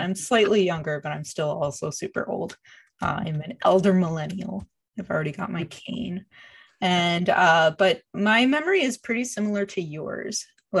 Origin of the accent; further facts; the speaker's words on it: Quebec, Canada; Cause I grew up in Quebec